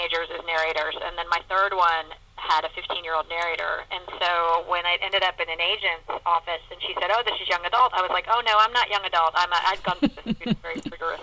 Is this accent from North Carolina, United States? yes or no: yes; Chapel Hill, North Carolina, United States; I live in my hometown, so I still drive past my high school at least once a week